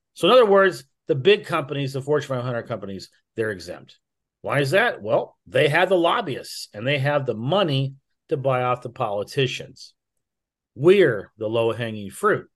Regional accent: United States; I was born in America.

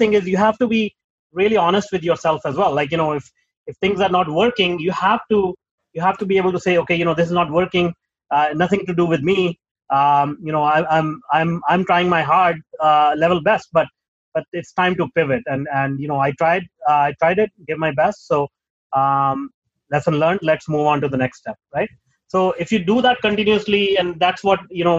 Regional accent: Punjab, India; moved away as an adult; I'm from Punjab. I was born in Punjab, the northern part

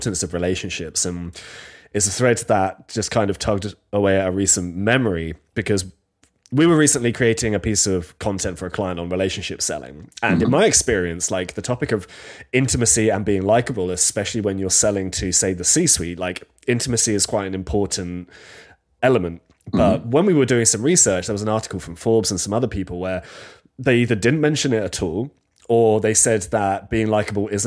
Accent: Bedfordshire, East of England, United Kingdom; I'm from Bedfordshire myself.

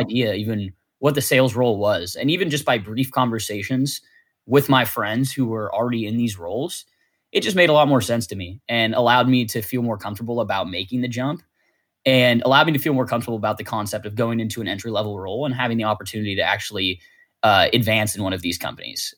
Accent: Martinez, California, United States; I am from Martinez, California, which is a pretty small town, about forty-five minutes from San Francisco

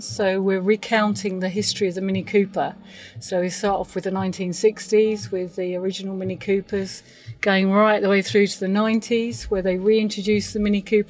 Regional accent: United Kingdom; We're very British in standing in line and waiting for people to give compliments rather than to push ourselves out there.

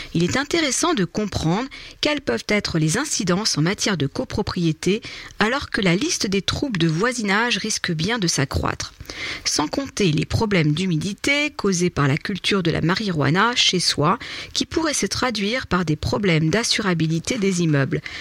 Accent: France; chez nous en France

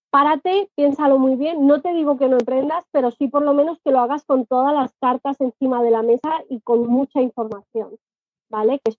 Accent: Spain; accent: Spanish; Y a mí me pasa lo primero, tengo acento español y ya es como que te ven mal, ¿no?

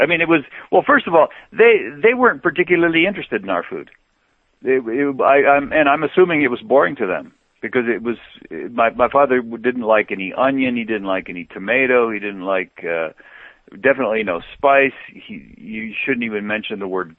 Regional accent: Mexico; moved away; Well, I grew up in Mexico. My father took us there when I was two. So I to me that was home, and that was a culture that I grew up in.

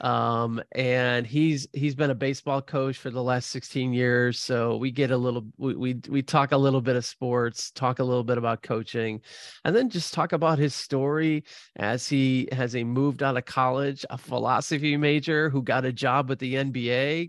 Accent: Midwest, United States; I'm, I'm born and bred in the Midwest

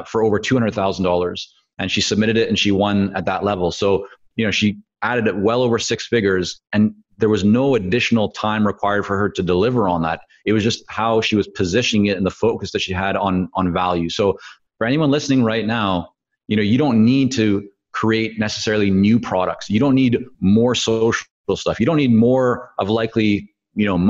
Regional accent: Vancouver, British Columbia, Canada; first language Hebrew; English is a second language; also born or lived in Toronto / Israel; I grew up in Vancouver. Well, I was born in Toronto. My parents moved us to Israel when I was very young. So my first language was actually Hebrew

